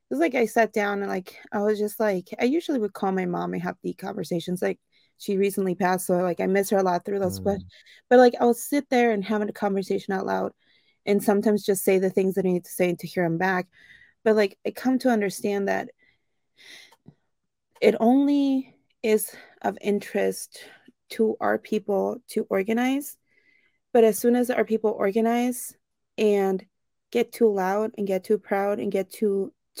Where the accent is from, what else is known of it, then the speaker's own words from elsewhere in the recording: Chihuahua, Mexico; now in Cleveland, United States; I'm from Chihuahua